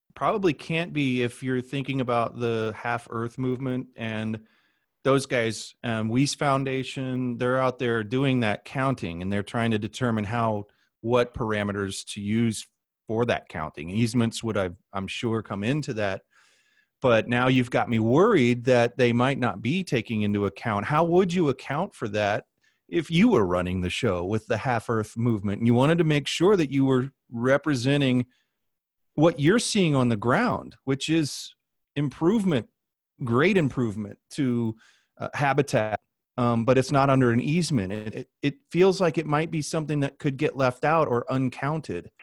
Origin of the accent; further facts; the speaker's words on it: Midwest, United States; moved away as an adult; also born or lived in Southwest / Albuquerque; I come from the Midwest and we never worry about water